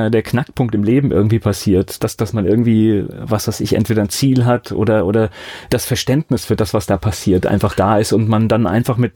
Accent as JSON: {"language": "German", "town": "Wiesbaden", "region": "Hesse", "country": "Germany", "tie": "born or raised there", "also_born_or_lived": "Wörrstadt / Oppenheim", "moved": "as an adult", "said": "Ich bin in Wiesbaden groß geworden, ja, das stimmt."}